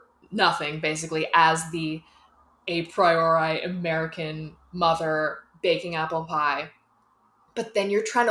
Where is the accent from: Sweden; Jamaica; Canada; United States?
Canada; we're Canadian